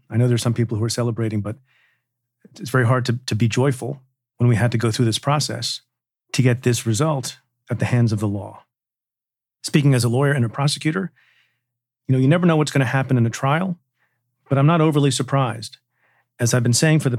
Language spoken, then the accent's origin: English; United States; as an American